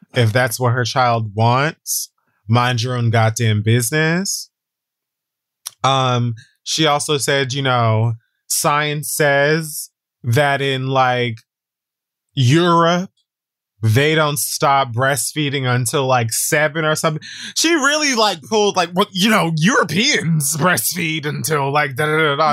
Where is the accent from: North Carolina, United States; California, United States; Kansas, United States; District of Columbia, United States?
California, United States; Hayward; growing up in Hayward, California